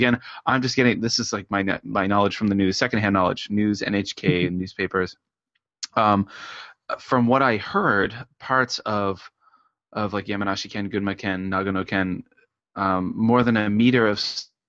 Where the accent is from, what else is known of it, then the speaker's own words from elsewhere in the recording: Canada; moved away as an adult; now in Japan; I'm as a Canadian, and I grew up in some snowy areas